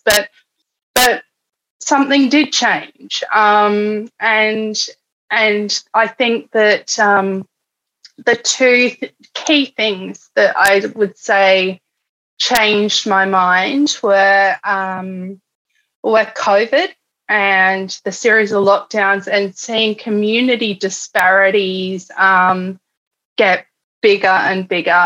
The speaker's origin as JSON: {"language": "English", "town": "Canberra", "region": "Australian Capital Territory", "country": "Australia", "tie": "born or raised there", "also_born_or_lived": "Alice Springs, Australia", "moved": "yes", "lives_now": "Melbourne, Australia", "said": "I was born in Canberra"}